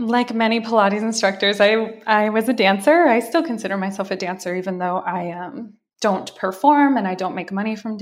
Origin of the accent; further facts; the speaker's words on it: Lenox, Massachusetts, United States; also born or lived in New York; now in Los Angeles, United States; I grew up in Lenox.